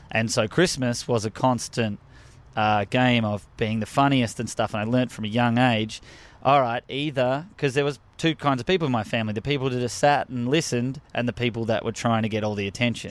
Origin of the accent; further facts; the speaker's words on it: Australia; accent: Australian; moved away as an adult; now in United States; I'm from Australia